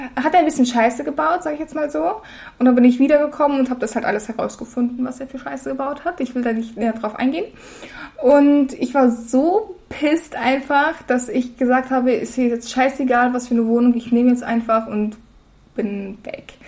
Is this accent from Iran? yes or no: no; Russia; now in Berlin, Germany; ich wurde in Russland geboren